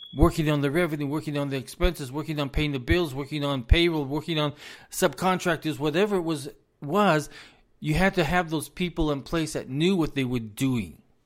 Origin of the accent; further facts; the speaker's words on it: United States; I am an American citizen